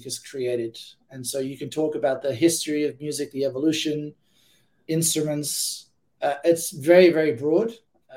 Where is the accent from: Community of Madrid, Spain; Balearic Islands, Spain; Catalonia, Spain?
Balearic Islands, Spain; Ibiza; also born or lived in Amsterdam, Netherlands; now in Berkeley, United States; I'm originally from Amsterdam. That's where I was born. And I was raised in Ibiza, a little small island in the Mediterranean of Spain.